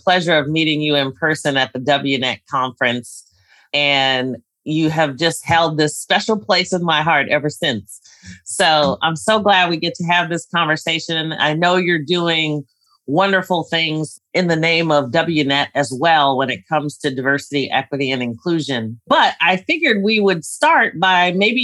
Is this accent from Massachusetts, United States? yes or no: no; New York City, New York, United States; I was born in the Bronx